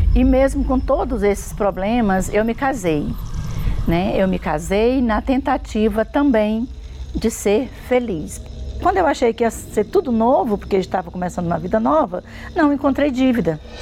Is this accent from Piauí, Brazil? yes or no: yes; interior of Piauí, Brazil; moved away; also born or lived in São Paulo; nós temos uma fazenda no mesmo interior, no mesmo município, onde eu nasci, onde, onde tudo foi difícil, onde eu fui tive uma vida miserável e humilhante